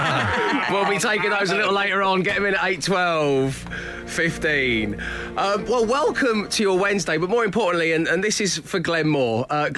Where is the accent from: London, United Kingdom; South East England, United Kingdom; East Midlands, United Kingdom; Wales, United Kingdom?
South East England, United Kingdom; I didn't sound like this when we took off! I'm from Surrey!